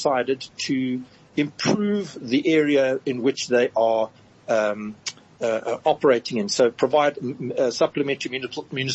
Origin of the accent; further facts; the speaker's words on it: South Africa; we, as a South African community, as a South African public